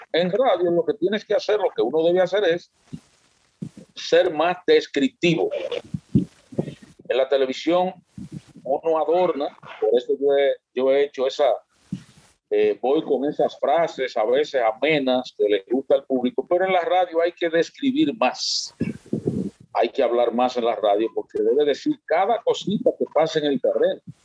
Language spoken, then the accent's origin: Spanish; San Francisco de Macorís, Duarte, Dominican Republic; also born or lived in Moca; now in Santiago, Dominican Republic; soy oriundo de San Francisco de Macorís y viví en Moca también 10 años